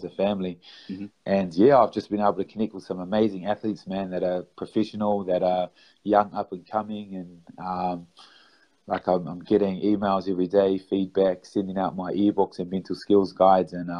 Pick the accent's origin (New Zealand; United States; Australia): New Zealand; I'm from New Zealand